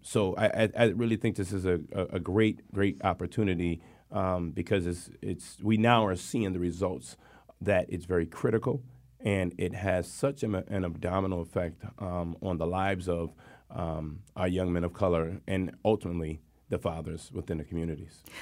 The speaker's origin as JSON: {"language": "English", "town": "Hartford", "region": "Connecticut", "country": "United States", "tie": "born or raised there", "said": "born and raised in Hartford, Connecticut"}